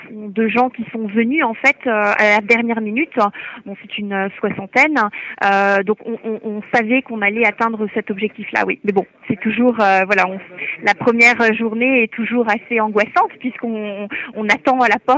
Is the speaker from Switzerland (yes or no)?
yes; Fribourg, Switzerland; Je viens de Suisse, euh, dans la région d'Estavayer.